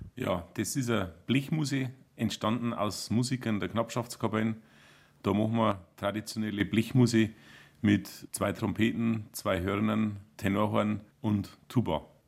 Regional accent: Bodenmais, Bavaria, Germany; accent: Upper Palatinate (Oberpfälzisch); Wir im Beaumont reden wir eher schon das Oberpfälzerische

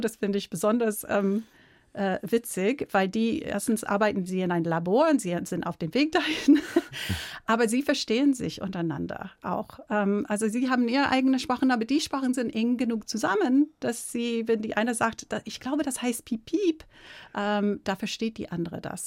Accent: United States; German is a second language; moved away as an adult; now in Munich, Germany; Ich bin keine deutsche Muttersprachlerin. Ich komme aus Amerika, bin mit einem Deutschen verheiratet

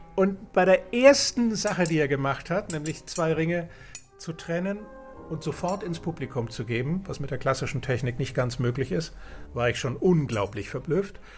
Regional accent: Nuremberg, Bavaria, Germany; ich bin geboren in Nürnberg und bin Zauberkünstler

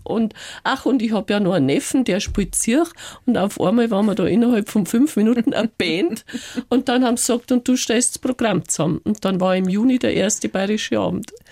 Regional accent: Reisbach, Bavaria, Germany; also born or lived in China; in meinem Heimatort mhm. in Reisbach.

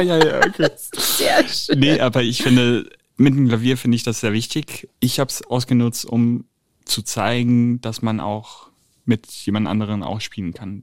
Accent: Italy; moved away; als Italiener

